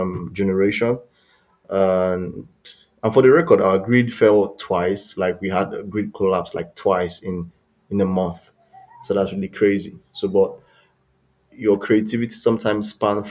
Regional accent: Nigeria; growing up in Nigeria was fun for me because I grew up in the early 90s

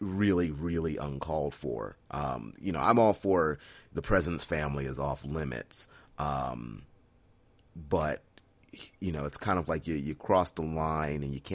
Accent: Fredericksburg, Virginia, United States; growing up in Fredericksburg, Virginia, heading to Stafford High School

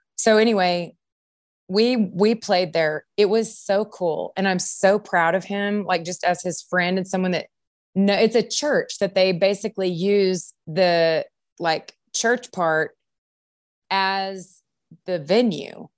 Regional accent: Longview, Texas, United States; I grew up in Longview

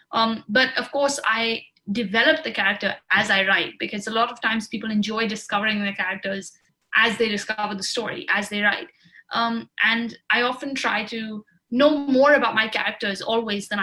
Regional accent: Jammu and Kashmir, India; moved away; I grew up in Kashmir, so I had a kind of familial connection to it

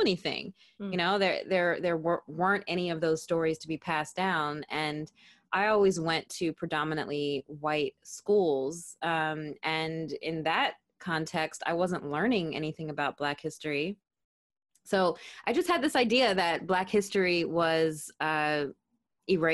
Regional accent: Philadelphia, Pennsylvania, United States; moved away as an adult; also born or lived in Netherlands; now in Bristol, United Kingdom; I am originally from Philadelphia, born and raised

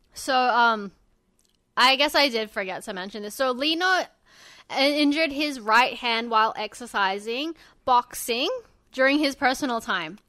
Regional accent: Sydney, New South Wales, Australia; You guys are from my hometown

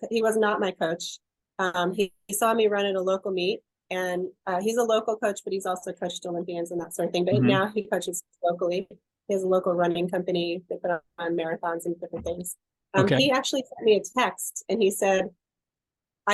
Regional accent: New York, United States; I grew up in New York

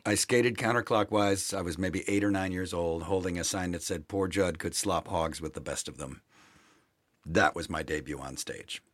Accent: Milwaukee, Wisconsin, United States; I grew up in Milwaukee, Wisconsin

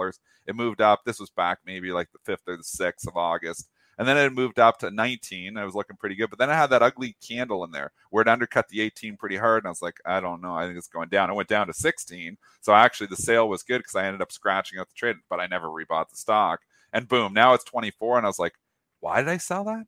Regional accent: Leamington, Ontario, Canada; moved away; I was from Leamington

